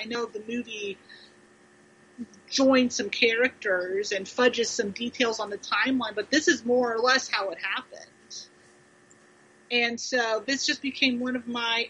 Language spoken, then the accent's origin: English; Ohio, United States; now in Kentucky, United States; I'm from Ohio